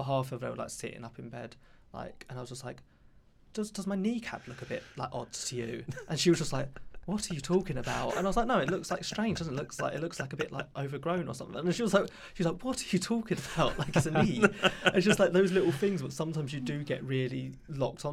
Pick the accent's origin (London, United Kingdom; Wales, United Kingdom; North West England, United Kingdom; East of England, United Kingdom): London, United Kingdom; I come from Southeast London